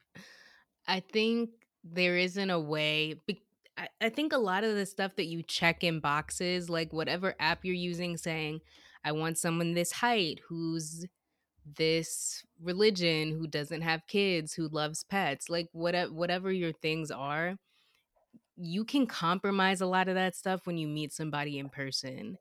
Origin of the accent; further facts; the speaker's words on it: United States; growing up in America